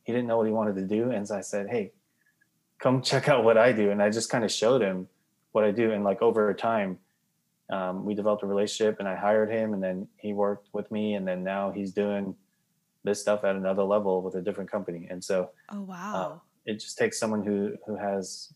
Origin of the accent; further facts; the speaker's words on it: New York, United States; I grew up in New York, went to Binghamton University